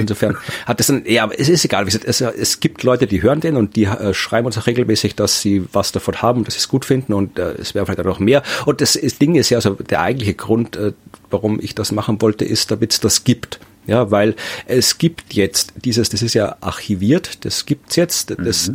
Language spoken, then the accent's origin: German; Krems, Lower Austria, Austria; Krems, meine Heimatstadt